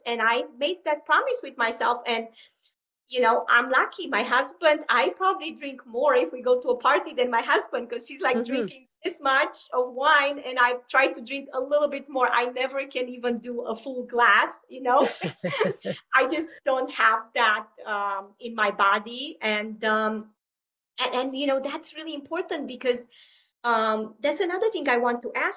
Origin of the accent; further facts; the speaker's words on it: Romania; moved away; growing up in Romania, you know, people drink a lot there